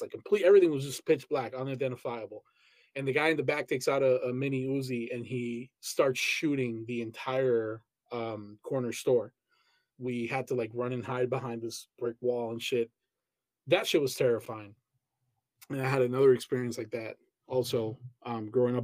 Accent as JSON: {"language": "English", "country": "Colombia", "tie": "born or raised there", "also_born_or_lived": "Pereira", "moved": "yes", "said": "I grew up in Colombia."}